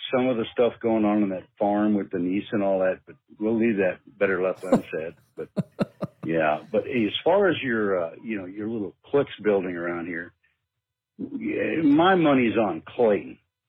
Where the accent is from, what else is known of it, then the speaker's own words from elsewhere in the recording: Germany; I'm the guy from Germany